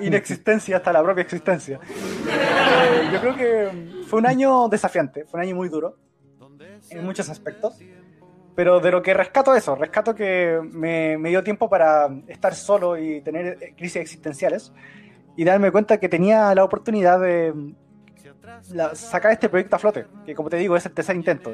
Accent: Chile; soy chileno

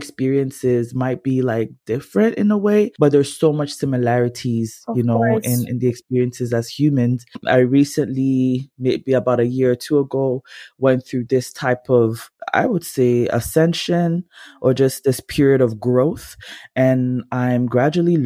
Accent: Ghana; I'm Ghanaian.

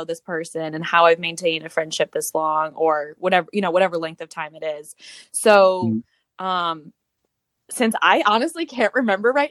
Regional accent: Cleveland, Ohio, United States; now in Tampa Bay area, United States; I'm proud to be from Cleveland

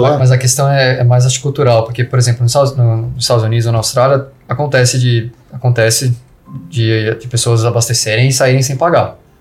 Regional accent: Brazil; moved away; a gente é brasileiro

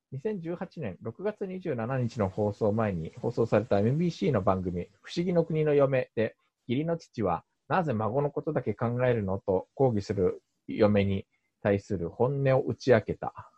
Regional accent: Japan; also born or lived in South Korea; 日本生まれ韓国在住経験あり

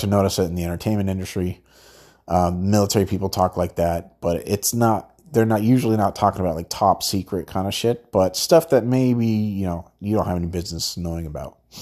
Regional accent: Southern California, United States; I'm from Southern California

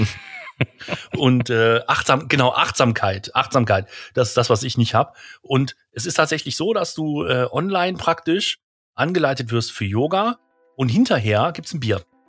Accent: Krefeld, North Rhine-Westphalia, Germany; bei uns in Krefeld

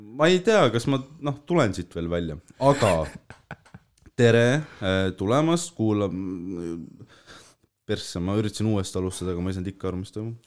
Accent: Tallinn, Harju County, Estonia; ma olen küll Õismäelt, onju mm, -hmm. aga Tallinnast

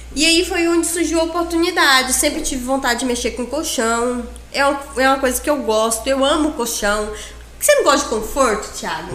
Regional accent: Confresa, Mato Grosso, Brazil; also born or lived in Tailândia, Pará; eu cresci em Confresa, sempre em Confresa

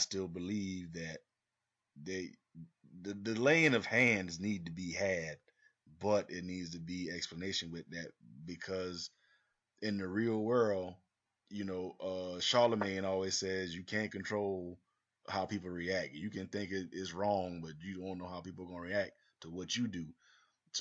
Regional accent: the South, United States; we grew up in the South.

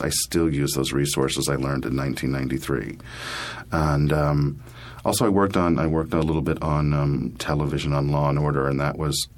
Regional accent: Allentown, Pennsylvania, United States; moved away as an adult; now in New York City, United States; I'm from Allentown, Pennsylvania originally

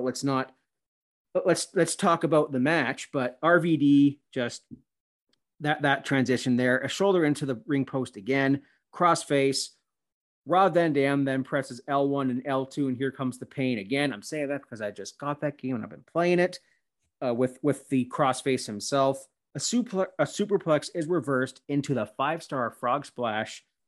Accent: Canada; I'm a Christian Canadian

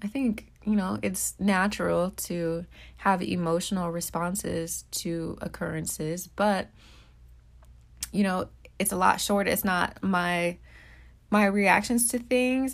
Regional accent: Midwest, United States; now in New Orleans, United States; I grew up in the Midwest.

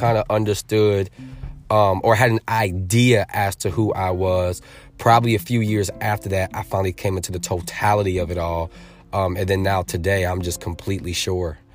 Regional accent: Norwich, Connecticut, United States; also born or lived in New Britain, Connecticut; now in Atlanta, United States; Raised in the Norwich, New London area, and, uh, we left in two thousand, so I've been in Atlanta for twenty years

